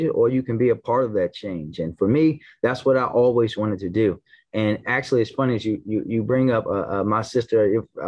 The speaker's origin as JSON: {"language": "English", "town": "Baltimore", "region": "Maryland", "country": "United States", "tie": "born or raised there", "said": "I grew up in the Park Heights section of Baltimore City in Northwest Baltimore"}